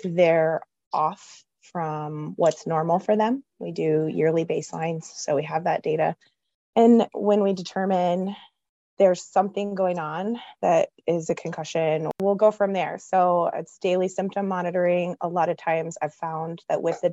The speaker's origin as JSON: {"language": "English", "region": "Texas", "country": "United States", "moved": "yes", "lives_now": "Bettendorf, United States", "said": "I'm originally from Texas and knew in high school I wanted to be an athletic trainer."}